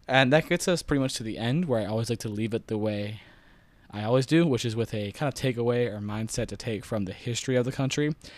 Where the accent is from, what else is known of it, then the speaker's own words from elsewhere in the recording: Broward County, Florida, United States; I'm from Broward